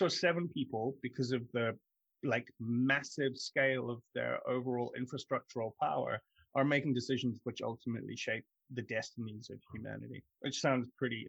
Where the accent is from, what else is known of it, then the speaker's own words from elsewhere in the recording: London, United Kingdom; also born or lived in South Africa; I grew up in London, South Africa, and I moved back from South Africa when I was 17.